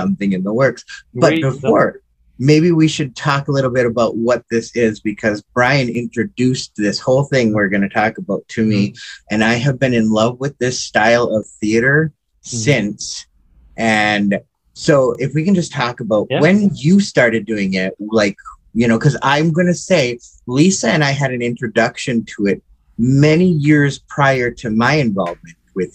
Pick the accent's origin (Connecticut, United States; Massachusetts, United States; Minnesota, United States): Minnesota, United States; Reamer; I grew up in Reamer